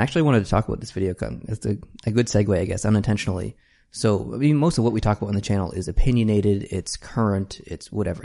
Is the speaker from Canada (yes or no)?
yes; Canada; as a Canadian